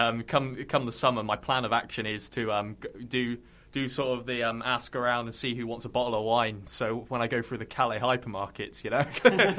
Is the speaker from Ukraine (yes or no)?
no; Hull, Yorkshire and the Humber, United Kingdom; I'm from Hull originally